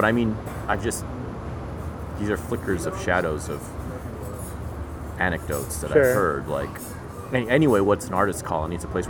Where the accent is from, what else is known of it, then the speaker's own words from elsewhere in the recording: Los Angeles, California, United States; I'm LA all the way